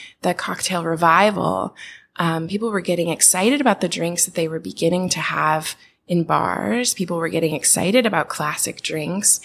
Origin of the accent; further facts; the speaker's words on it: Portland, Oregon, United States; I'm from Portland, Oregon